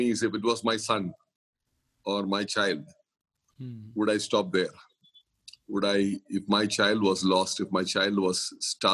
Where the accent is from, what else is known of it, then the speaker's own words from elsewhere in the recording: Kerala, India; now in Mumbai, India; I'm from Kerala, the southernmost part of India